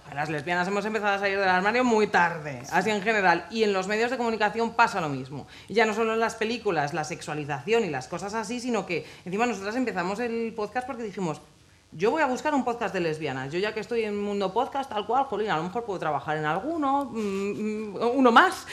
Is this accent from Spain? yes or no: yes; Ávila, Castile and León, Spain; moved away as an adult; yo soy de Ávila, yo no nací en Madrid, yo crecí allí hasta los 18 años